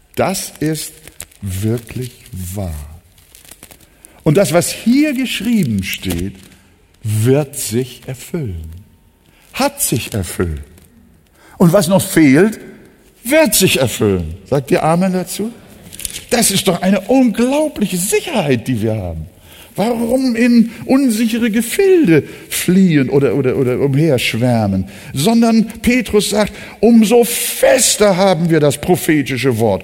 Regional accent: Hamburg, Germany; Ich bin ja auch im Arbeiterförder groß geworden. Bildstedt ist äh, bis heute jetzt nicht unbedingt so das Highlight von Hamburg

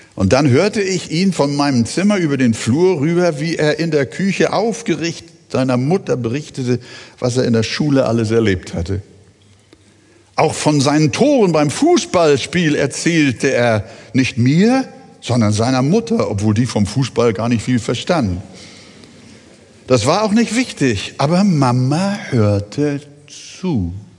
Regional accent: Billstedt, Hamburg, Germany; ich fast jeden Tag drüben von Billstedt, von weit her nach Altona, teils mit dem Fahrrad im Winter, mit der Straßenbahn, dort fast jeden Tag in der Gemeinde gewesen bin

